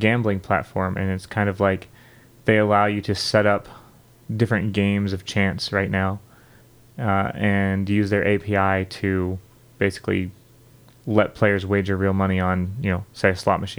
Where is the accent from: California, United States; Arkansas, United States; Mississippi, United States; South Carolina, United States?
California, United States; San Diego; I grew up in San Diego. There's all these Indian reservations down there.